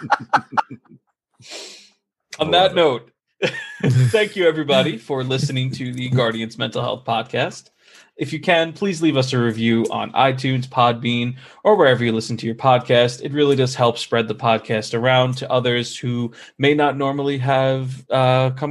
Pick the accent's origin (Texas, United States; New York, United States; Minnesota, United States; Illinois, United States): New York, United States; I'm from New York